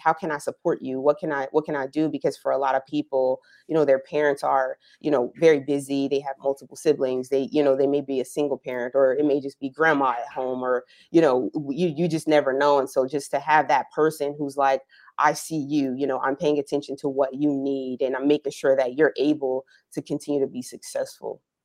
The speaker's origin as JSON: {"language": "English", "region": "New Jersey", "country": "United States", "tie": "born or raised there", "moved": "as an adult", "lives_now": "Orange County, United States", "said": "I'm originally from New Jersey, so I was a, a club kid growing up."}